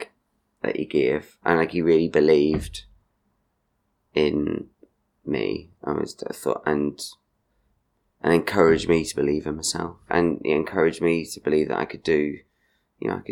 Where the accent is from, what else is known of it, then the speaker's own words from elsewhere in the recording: Markethill, Northern Ireland, United Kingdom; now in Brighton, United Kingdom; I'm from Market Hill, which is in South Armagh, Northern Ireland. But I went to Portadown College